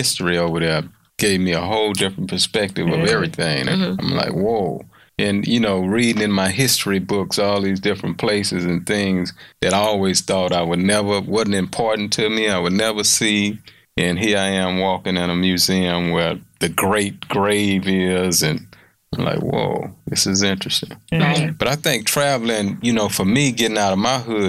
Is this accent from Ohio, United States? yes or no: no; Houston, Texas, United States; I'm from Fifth Ward, transferred to a school from Third Ward